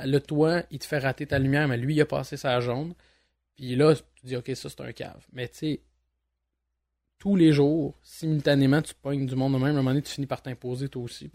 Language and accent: French; Montreal, Quebec, Canada; je suis un Montréalais depuis, euh, depuis ma tendre enfance, voire ma naissance